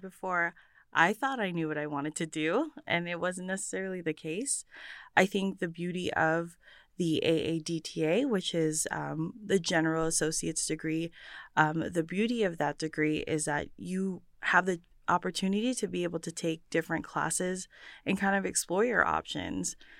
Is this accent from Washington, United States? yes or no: yes; Bremerton, Washington, United States; I was, uh, born and raised in Bremerton, Washington